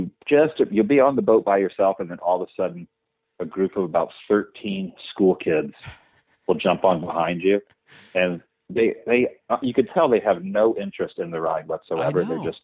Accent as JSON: {"language": "English", "region": "Mississippi", "country": "United States", "tie": "born there", "also_born_or_lived": "Alabama / Georgia / Oklahoma", "said": "I was born in Mississippi, and then we moved to Alabama, Georgia, and moved to Oklahoma."}